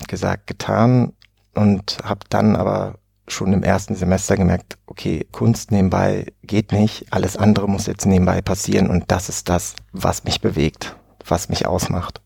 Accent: Oberhausen, North Rhine-Westphalia, Germany; moved away; in Oberhausen im schönen Ruhrpott aufgewachsen und habe 20 Jahre dort auch gelebt

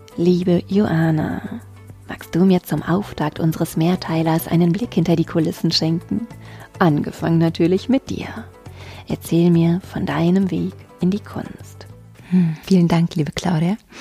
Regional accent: Potsdam, Brandenburg, Germany; moved away as an adult; now in Munich, Germany; als gebürtige Potsdamerin dort aufgewachsen, mit 20 dann gegangen

